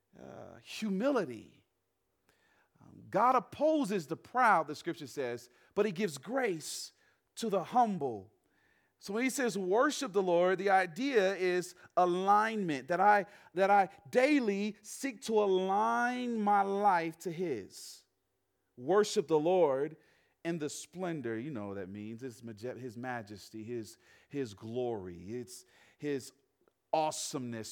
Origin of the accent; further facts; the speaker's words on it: the South, United States; now in Western United States; I grew up in the South